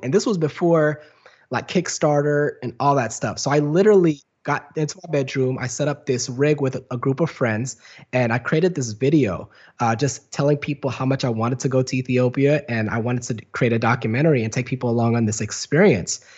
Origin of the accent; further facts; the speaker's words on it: Garland, Texas, United States; moved away; also born or lived in Dallas, Texas / London / Los Angeles; I'm from Dallas, Texas. Uh, I was born and raised in Dallas, and then, uh, grew up in a place called Garland, Texas